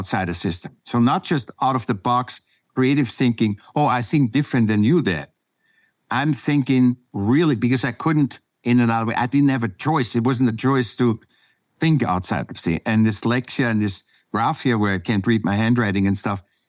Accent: Vienna, Austria; now in California, United States; I was born in Vienna, Austria

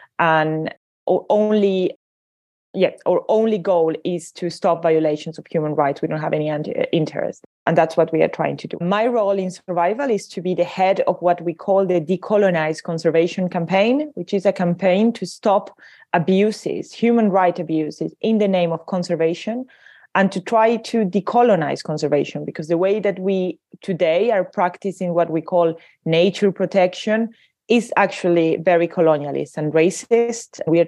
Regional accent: Paris, Île-de-France, France; I'm from Paris thinking I would escape the tourists, but no, they're all here too.

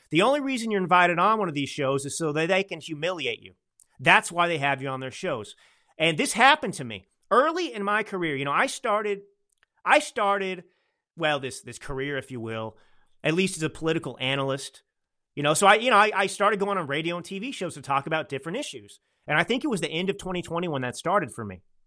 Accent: California, United States; as a Californian

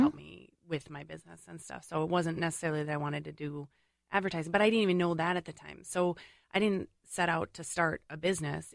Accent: St. Paul, Minnesota, United States; I grew up in St. Paul

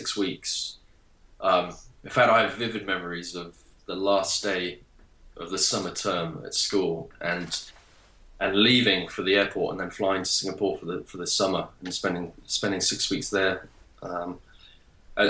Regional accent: North Devon, South West England, United Kingdom; first language English; So I was raised in North Devon. That's in the southwest of the country

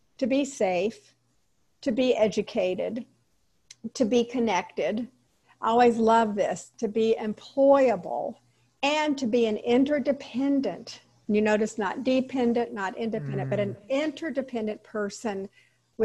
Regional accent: Jacksonville, Florida, United States; Grew up in Jacksonville, Florida, Ortega

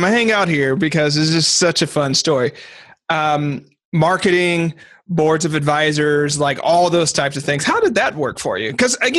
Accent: Arkansas, United States; moved away; also born or lived in Portland; I grew up in Arkansas

